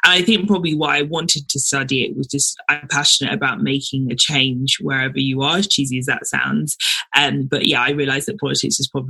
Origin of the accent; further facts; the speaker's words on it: London, United Kingdom; also born or lived in Nigeria; So I was born in Nigeria, but moved to London when I was 6 months old. So lived in London pretty much my whole life